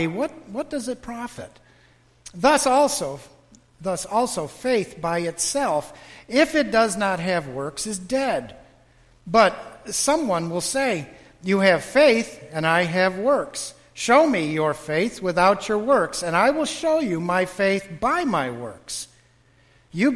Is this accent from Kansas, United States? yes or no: no; Western New York, United States; now in Wesley Chapel, United States; I'm from Western New York